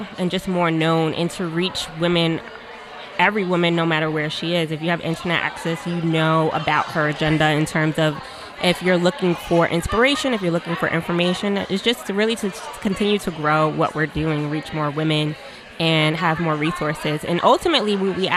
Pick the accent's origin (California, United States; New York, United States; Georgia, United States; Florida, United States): New York, United States; New York City; I'm from New York City